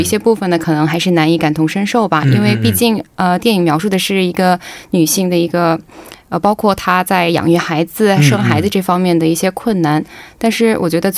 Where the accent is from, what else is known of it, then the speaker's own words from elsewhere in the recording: Beijing, China; also born or lived in Zhengzhou, Henan; 嗯，还是小的时候在那边长大的原因比较大吧。以前是在北京生活的，所以有一个地道的普通话的这个腔。但是后来我去了河南省郑州，在那边呢，我是会说一句地道的河南话，现在就全忘了。